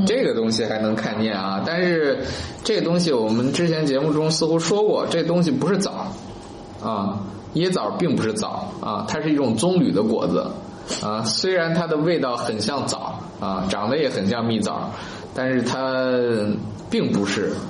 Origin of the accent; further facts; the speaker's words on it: China; 我们中国人吃枣的历史非常非常久远